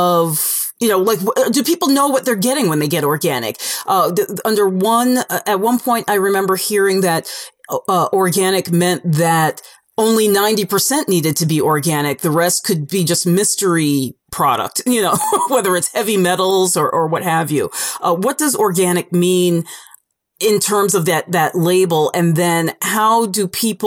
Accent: New York, United States; I'm from New York

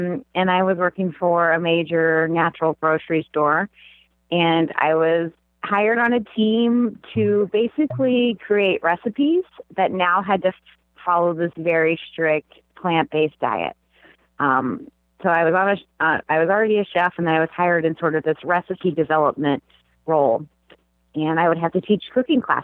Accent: Kentucky, United States; I grew up in Kentucky

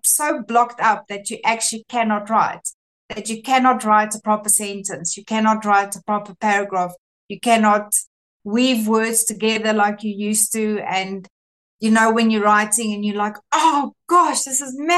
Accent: South Africa; first language Afrikaans; English is a second language; I'm Afrikaans, I'm not English.

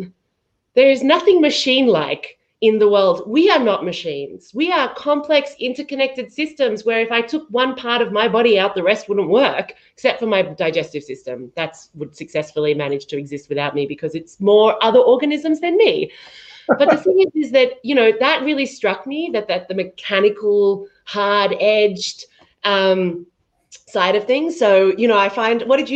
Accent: Australia; I'm Australian

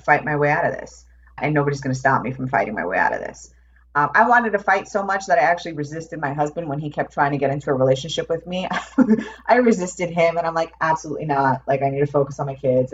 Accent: New York, United States; moved away as an adult; also born or lived in Phoenix; I grew up in New York

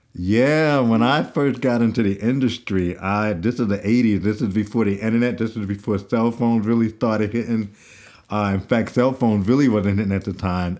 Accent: New York, United States; growing up in New York in middle school and, and, uh, high school

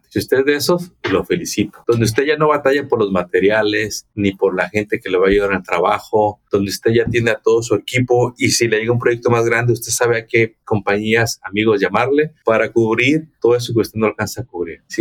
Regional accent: Mexico; moved away as an adult; tengo mucha experiencia, vengo de México, pero acá no sé cómo hacerle.

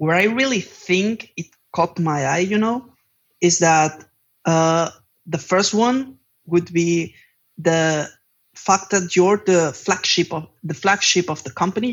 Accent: Palma, Balearic Islands, Spain; moved away as an adult; now in Barcelona, Spain; I just moved from my hometown, that is Palma de Mallorca, to Barcelona

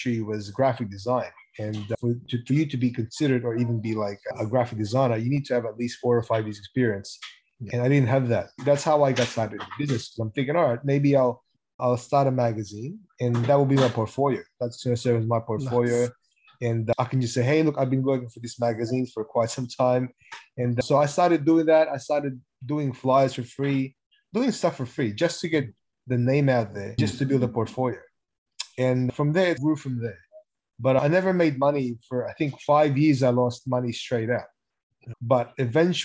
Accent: Sydney, New South Wales, Australia; also born or lived in Auburn, Australia; I grew up in the western suburbs, Glendenning

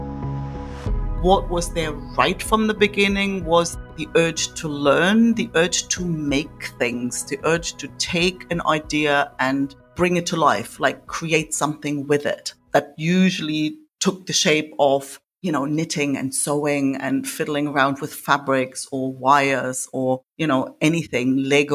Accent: East Germany, Germany; I grew up in East Germany, behind the wall

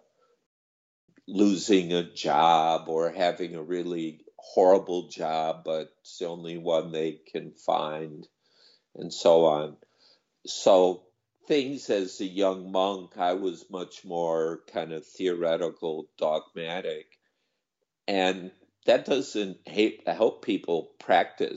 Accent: United States; moved away as an adult; also born or lived in Thailand; this bizarre country I grew up

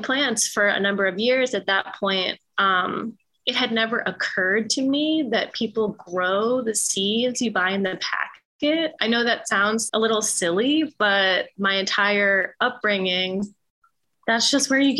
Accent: Philadelphia, Pennsylvania, United States; I was born and raised here in Philly.

